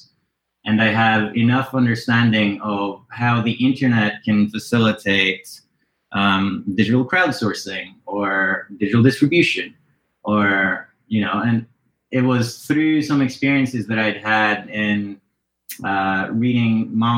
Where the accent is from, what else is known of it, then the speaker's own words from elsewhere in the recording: Norway; amongst the ones that I took particular interest to growing up in Norway at the time were, some of the ones that were coming out of the United States